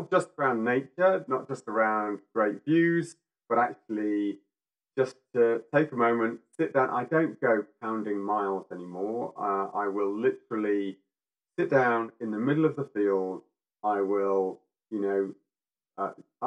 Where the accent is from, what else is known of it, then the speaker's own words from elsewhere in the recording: Yorkshire and the Humber, United Kingdom; I'm from Yorkshire